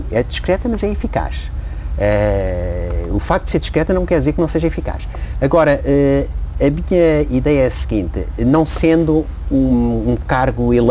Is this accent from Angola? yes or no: yes; Angola; also born or lived in São Tomé and Príncipe; nasci em África, ele estava em África e, aliás, ele era um apaixonado da África e fez grande parte da sua carreira em África. Eh, e portanto nós nascemos lá e vivemos lá há muitos anos, em, em Angola particularmente, e depois um bocado em São Tomé